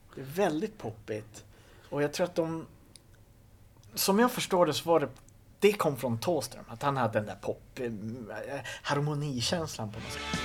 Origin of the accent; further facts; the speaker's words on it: Kågedalen, outside Skellefteå, Västerbotten County, Sweden; där jag kommer ifrån, Kågedalen utanför Skellefteå. du vet, jag växte upp i en by på 500 pers